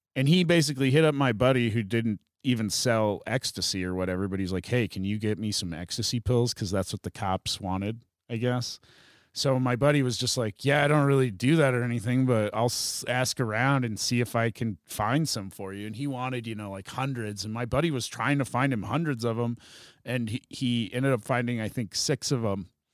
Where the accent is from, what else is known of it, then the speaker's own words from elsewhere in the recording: South Dakota, United States; moved away as an adult; also born or lived in San Francisco; now in Colorado, United States; growing up in South Dakota